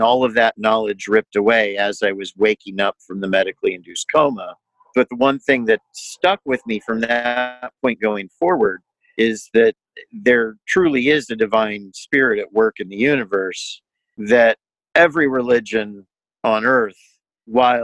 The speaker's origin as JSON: {"language": "English", "town": "Indianapolis", "region": "Indiana", "country": "United States", "tie": "born or raised there", "said": "I grew up here in Indianapolis, 4 blocks away from the woman who would become my wife"}